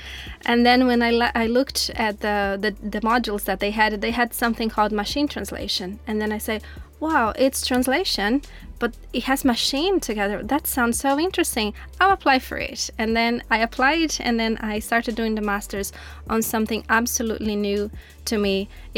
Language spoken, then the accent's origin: English; Brazil; first language Portuguese; English is a second language; moved away as an adult; now in Dublin, Ireland